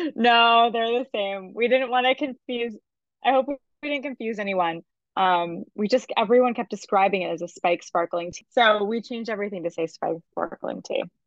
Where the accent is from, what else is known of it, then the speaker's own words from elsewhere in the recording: Massachusetts, United States; also born or lived in Martha's Vineyard / Connecticut; now in New York City, United States; I'm originally from Massachusetts. Um, I was actually born on Martha's Vineyard